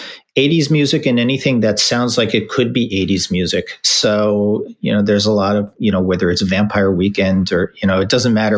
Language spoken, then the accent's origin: English; White Plains, New York, United States; also born or lived in St. Louis; I grew up in the New York area in White Plains, which is about 20 minutes north of New York.